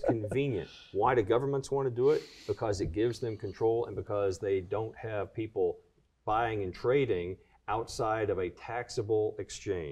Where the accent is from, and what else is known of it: Kentucky, United States; born or raised there